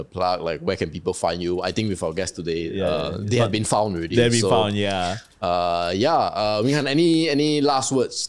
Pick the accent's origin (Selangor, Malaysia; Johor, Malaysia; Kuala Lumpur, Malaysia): Selangor, Malaysia; Petaling Jaya; I'm from PJ.